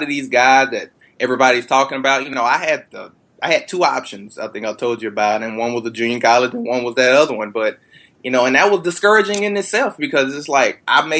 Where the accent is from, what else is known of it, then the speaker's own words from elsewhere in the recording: Texas, United States; I'm born and raised in Texas